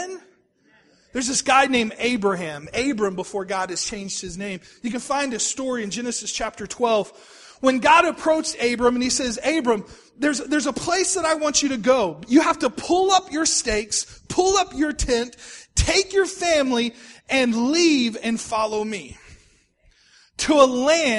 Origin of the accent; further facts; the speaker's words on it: Texas, United States; moved away as an adult; also born or lived in Oklahoma City, Oklahoma; I was from Texas.